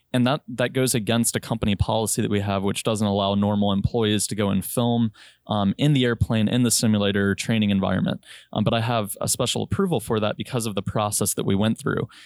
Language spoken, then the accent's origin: English; Richmond, Virginia, United States; moved away; also born or lived in Chicago / North Dakota / Hawaii; I'm from Richmond, Virginia